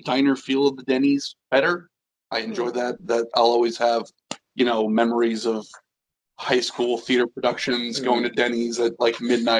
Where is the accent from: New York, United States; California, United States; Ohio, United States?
Ohio, United States; I grew up in Ohio, had a lot of family in Boston.